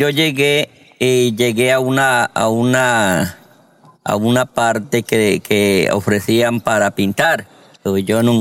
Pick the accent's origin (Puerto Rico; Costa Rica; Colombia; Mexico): Colombia; moved away as an adult; now in Georgia, United States; Me vine de Colombia con 100 dólares.